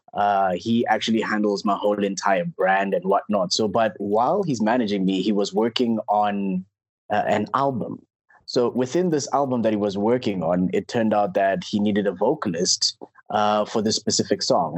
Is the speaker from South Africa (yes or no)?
yes; Klerksdorp, North West, South Africa; I'm from Clarksdorp